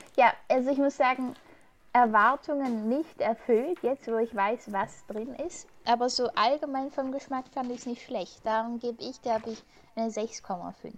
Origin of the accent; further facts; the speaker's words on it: Germany; accent: German; das ist mein deutscher Akzent